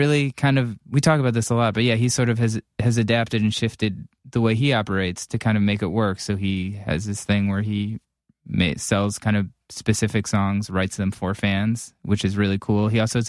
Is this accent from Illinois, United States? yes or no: no; Cleveland, Ohio, United States